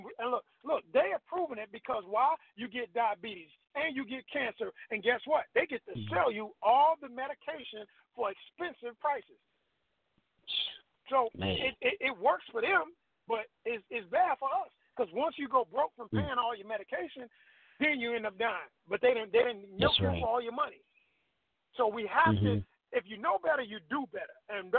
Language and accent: English; Tulsa, Oklahoma, United States; moved away as an adult; also born or lived in Little Rock, Arkansas / Racine, Wisconsin; now in Atlanta, United States; When I left Racine, Wisconsin, I was born in Little Rock, Arkansas, raised up partially in Tulsa, Oklahoma, moved to Wisconsin with moms. And when I left there in 95, my friends told me, you don't know nobody in Atlanta.